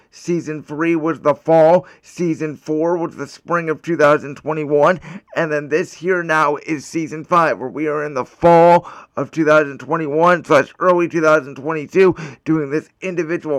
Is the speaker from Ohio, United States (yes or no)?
yes; Cleveland, Ohio, United States; my hometown Cleveland Cavaliers